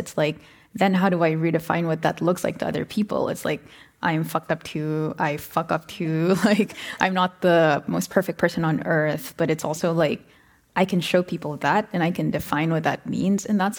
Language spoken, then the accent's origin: English; Philippines; now in United States; grew up in Asia and like are here in the US, like there's something to me about, you know, personally being Filipino and then coming here